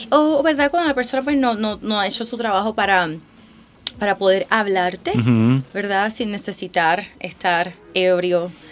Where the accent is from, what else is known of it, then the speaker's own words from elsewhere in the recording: Puerto Rico; Yo vengo de Puerto Rico